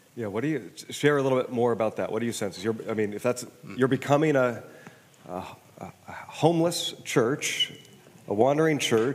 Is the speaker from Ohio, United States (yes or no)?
no; Kirkland, Washington, United States; also born or lived in Wisconsin; I grew up in Kirkland